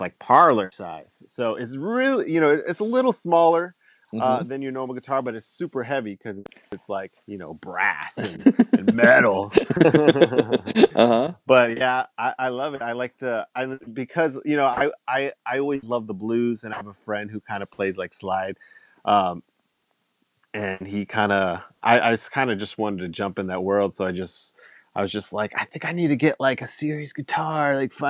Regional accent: Mobile, Alabama, United States; now in West Virginia, United States; Yeah. I grew up in like the South. I grew up in Mobile, Alabama.

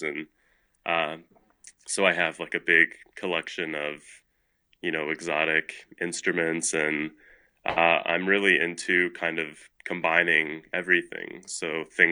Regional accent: Louisville, Kentucky, United States; also born or lived in Toronto, Canada; I was born in Toronto, Canada, and I moved to Louisville with my family when I was 4

